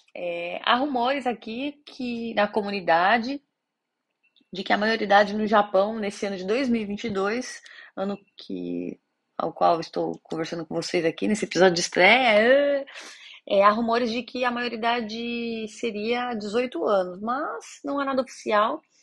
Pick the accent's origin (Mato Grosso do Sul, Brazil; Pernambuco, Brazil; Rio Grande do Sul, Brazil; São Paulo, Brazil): São Paulo, Brazil; Eu sou de São Paulo, capital